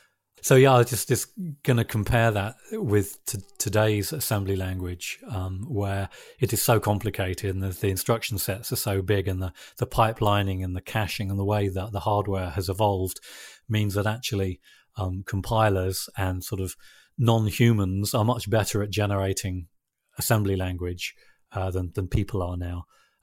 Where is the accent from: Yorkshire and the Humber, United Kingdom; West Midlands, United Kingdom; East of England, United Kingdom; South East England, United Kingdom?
Yorkshire and the Humber, United Kingdom; also born or lived in London, United Kingdom; actually I was born in London, and when I was about 12 years old, my sort of family relocated up to North Yorkshire.